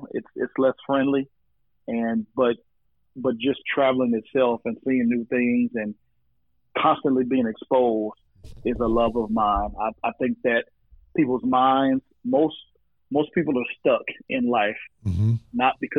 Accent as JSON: {"language": "English", "town": "Oklahoma City", "region": "Oklahoma", "country": "United States", "tie": "born or raised there", "also_born_or_lived": "Wichita, Kansas", "moved": "yes", "lives_now": "Fort Worth, United States", "said": "So, I'm originally from the Midwest, Wichita, Kansas, around the age of 10. My mother married a guy who was born in Uganda, and we moved to Oklahoma City."}